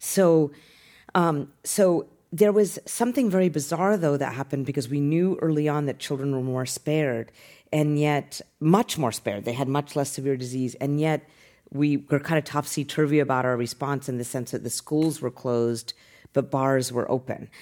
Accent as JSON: {"language": "English", "region": "Utah", "country": "United States", "tie": "born or raised there", "also_born_or_lived": "Boston", "moved": "as an adult", "lives_now": "San Francisco, United States", "said": "I grew up in Utah"}